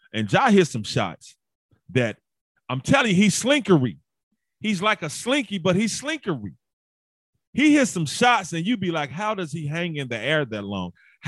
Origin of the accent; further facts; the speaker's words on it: Memphis, Tennessee, United States; I'm in Memphis and I'm from Memphis.